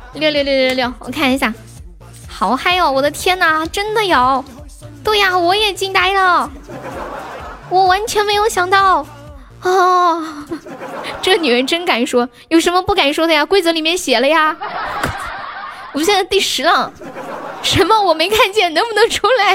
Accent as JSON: {"language": "Chinese", "region": "Sichuan", "country": "China", "accent": "Sichuanese", "said": "我们四川话讲花就是 H 会发那个 F 的音"}